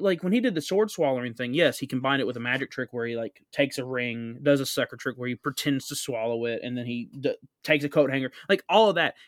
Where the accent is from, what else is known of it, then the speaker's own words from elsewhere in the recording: United States; I'm from America